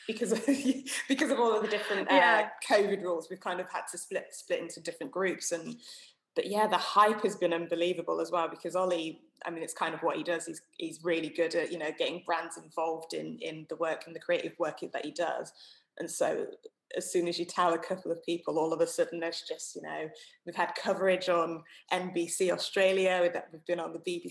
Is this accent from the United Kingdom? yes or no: yes; Somerset, South West England, United Kingdom; I grew up in Somerset, which is overwhelmingly white